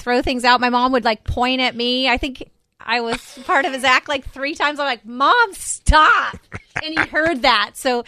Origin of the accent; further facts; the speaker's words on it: California, United States; I'm from California